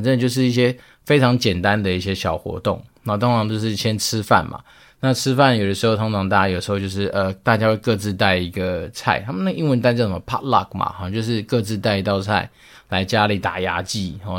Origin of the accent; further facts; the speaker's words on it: Taiwan; 其实有时候老美他们在吃很多东西的时候，确实是跟我们台湾人蛮不一样的